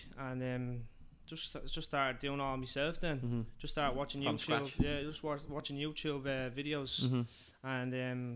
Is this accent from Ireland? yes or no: yes; Dublin, Leinster, Ireland; I'm from the North Avenue Flats, and we used to go to a community centre every Monday and Wednesday